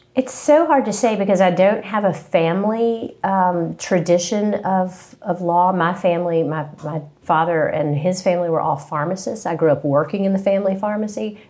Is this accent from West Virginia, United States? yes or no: yes; Princeton, West Virginia, United States; moved away as an adult; also born or lived in Charlotte, North Carolina; now in Charleston, United States; I am from West Virginia, Princeton, West Virginia